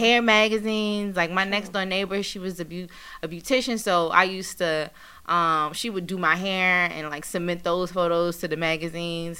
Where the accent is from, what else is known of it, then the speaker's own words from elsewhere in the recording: Washington, District of Columbia, United States; now in New York, United States; I'm originally from Washington, D.C. That's where my parents are from. That's where I was born and raised.